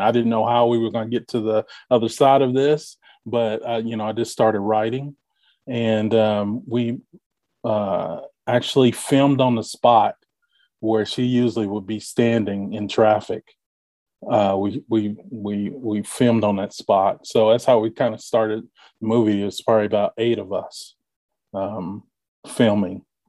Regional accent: Bardstown, Kentucky, United States; moved away as an adult; also born or lived in Louisville, Kentucky; now in Indianapolis, United States; born in Louisville, grew up in Bardstown, Kentucky

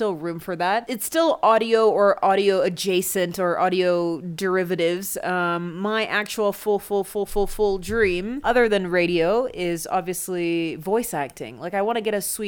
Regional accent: Kenya; I'm so Kenyan

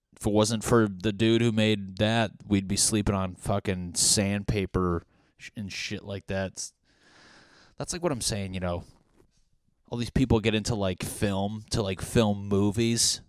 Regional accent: New England, United States; I'm from New England. We grew up like religious

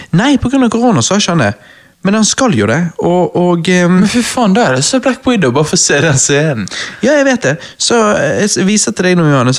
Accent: Norway; jeg er en typisk norsk gutt

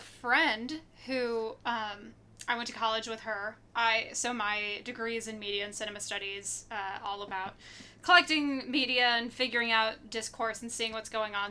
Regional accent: Detroit, Michigan, United States; moved away as an adult; also born or lived in Chicago / Atlanta; now in New York, United States; I am from the Metro Detroit area. Maddie and I went to middle school together

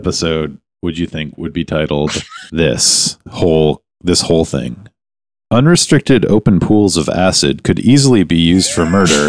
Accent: Canada; We're Canadian.

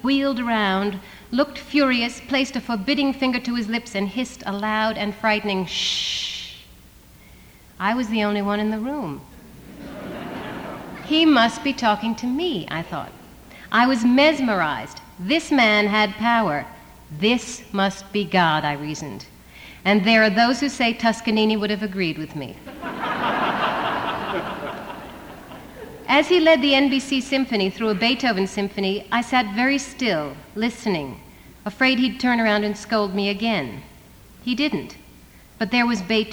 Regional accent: the East, East Coast, United States; I come from the East where we have real winter.

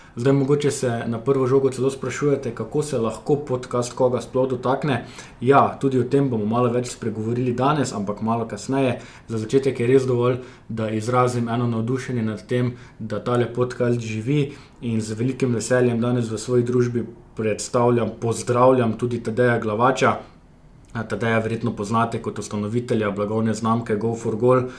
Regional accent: Žahenberg, Kozjansko, Slovenia; jaz prihajam iz Žahenberga, še manjši zaselek uh, na obrobju Kozijanskega

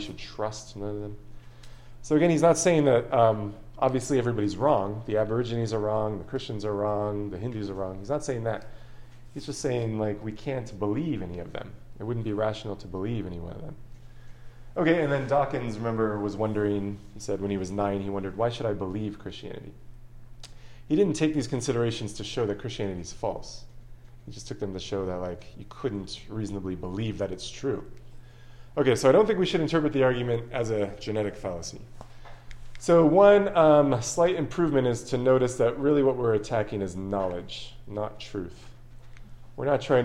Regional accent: Long Beach, California, United States; I was born in Long Beach, California.

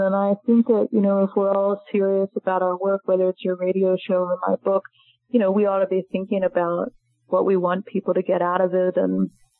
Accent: Maryland, United States; I'm from Maryland, I'm not from Alabama

